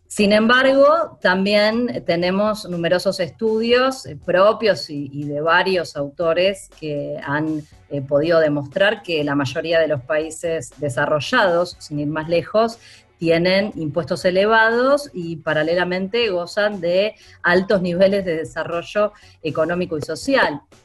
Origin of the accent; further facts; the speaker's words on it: Argentina; En mi país, en Argentina